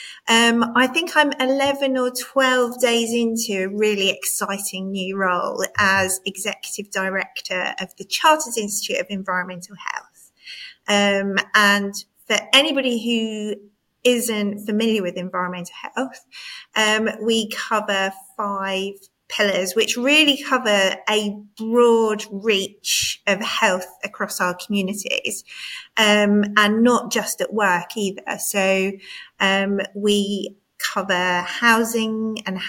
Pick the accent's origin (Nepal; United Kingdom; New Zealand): United Kingdom; Cambridge, East of England; I grew up in Cambridge.